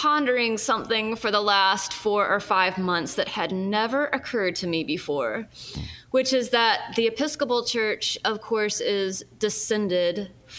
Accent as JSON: {"language": "English", "town": "Birmingham", "region": "Alabama", "country": "United States", "tie": "born or raised there", "also_born_or_lived": "Fayette, Alabama", "said": "I'm an Episcopal priest. I actually grew up in Birmingham, just down the road from where my church plant, the Abbey, is located. I am Japanese American, which is pretty unusual in Birmingham, Alabama."}